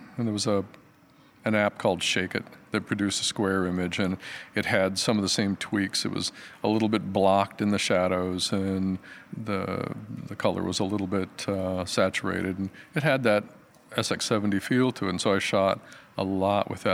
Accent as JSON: {"language": "English", "region": "Michigan", "country": "United States", "moved": "as an adult", "lives_now": "Portland, United States", "said": "I'm from Michigan."}